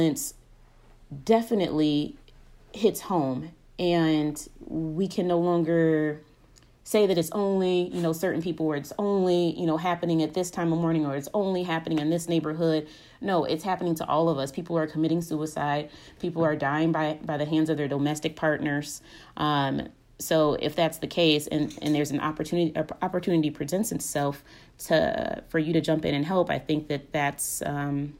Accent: Chicago, Illinois, United States; being from the city of Chicago and from the Chicagoland area

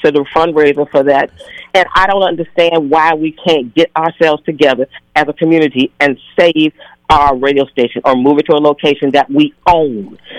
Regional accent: Chicago, Illinois, United States; also born or lived in Seattle; now in Twin Cities, United States; I grew up originally in Chicago

